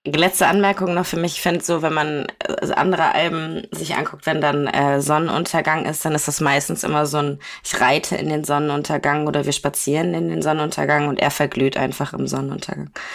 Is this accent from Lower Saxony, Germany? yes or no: no; Kiel, Schleswig-Holstein, Germany; bei uns in Kiel